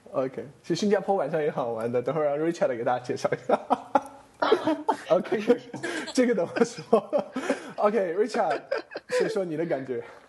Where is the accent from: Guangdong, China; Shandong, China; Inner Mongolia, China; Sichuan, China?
Sichuan, China; Chengdu; 我成都人嘛